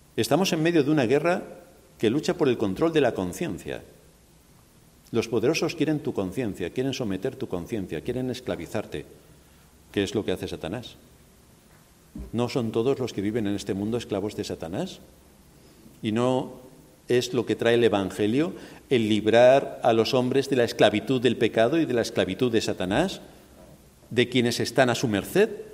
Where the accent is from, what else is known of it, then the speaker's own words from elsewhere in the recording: Spain; moved away; Yo soy español